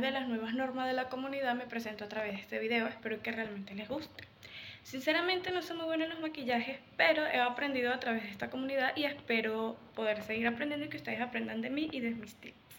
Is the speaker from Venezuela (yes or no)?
yes; Venezuela; soy de Venezuela